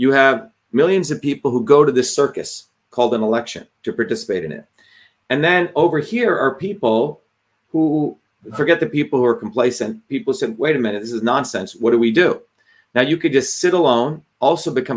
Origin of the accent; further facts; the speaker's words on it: India; now in United States; the caste system that I endured, right? Growing up in India.